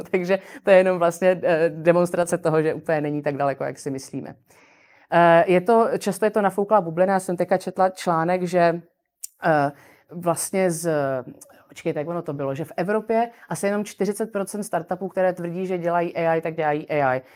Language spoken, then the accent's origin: Czech; Czechia; u nás v Čechách